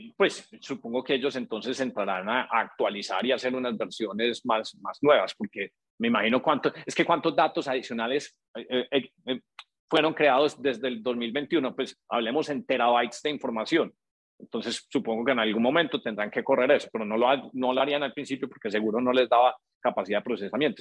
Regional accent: Colombia; now in United States; nosotros somos colombianos y llega uno a Estados Unidos

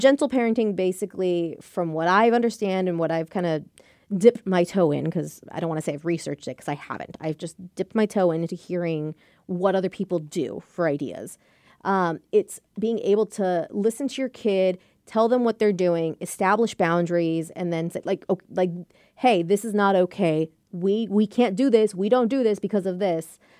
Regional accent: United States; I was born and raised here by Mexican parents

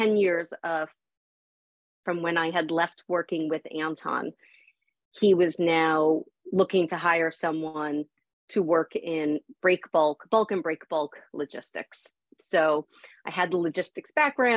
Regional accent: Long Island, New York, United States; I grew up on the East Coast. I grew up in New York. I grew up on the water. But there's not a real barging community here around Long Island.

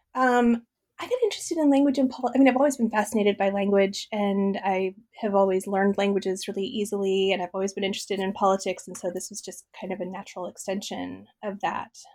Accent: Midwest, United States; I grew up in the Midwest um, uh, in a farm family

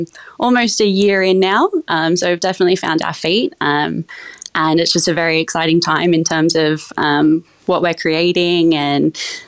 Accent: Toowoomba, Queensland, Australia; So I grew up in a small country town called Toowoomba up in Queensland. I grew up in a big family

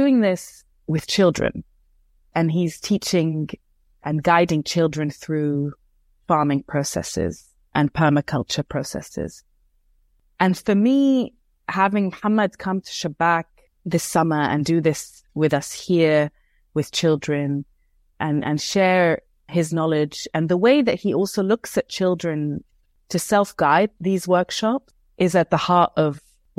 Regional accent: Beirut, Beirut Governorate, Lebanon; I grew up in Beirut, in Lebanon, and we look to the West for knowledge.

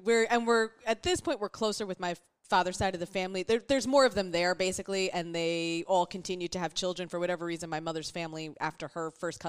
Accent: Kinnelon, New Jersey, United States; I grew up in Jersey, yes.

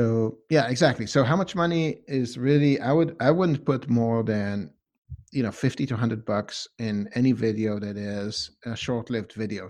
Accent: Israel; also born or lived in Canada; now in Boston, United States; I lived in Canada for a couple of years too. I grew up speaking English in Israel, so I've got a chunk of that as well. And yeah, and then I've lived here in Boston

